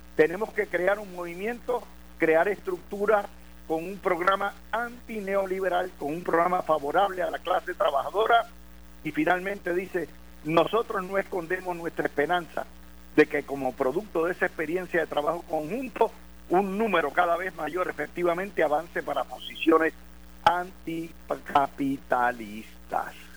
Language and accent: Spanish; Puerto Rico; now in United States; somos puertorriqueños, pero ciudadanos americanos